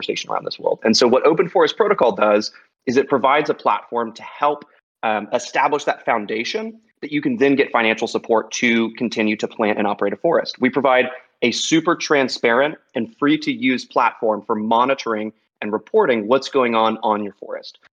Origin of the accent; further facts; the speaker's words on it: Texas, United States; I'm from Texas